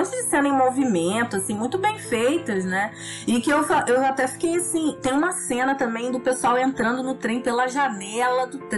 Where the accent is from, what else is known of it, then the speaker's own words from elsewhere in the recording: Brazil; Eu acho que a gente, como brasileiro, não tinha autoestima no cinema